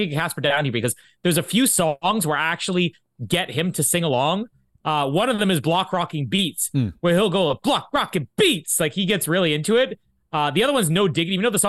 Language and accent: English; Winnipeg, Manitoba, Canada; also born or lived in Vita, Manitoba / LaSalle, Manitoba; and then came back to Winnipeg. I was born in Winnipeg.